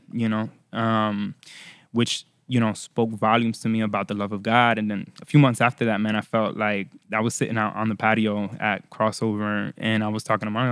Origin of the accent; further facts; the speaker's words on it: Florida, United States; first language Spanish; English is a second language; also born or lived in Puerto Rico / Orlando / Miami / Tampa; I was born in Puerto Rico, raised in Florida